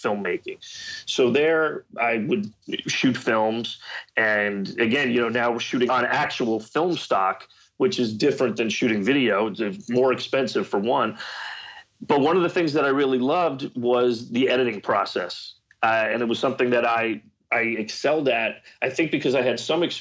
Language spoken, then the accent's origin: English; Marlboro, New Jersey, United States; That's my hometown, Marlboro, New Jersey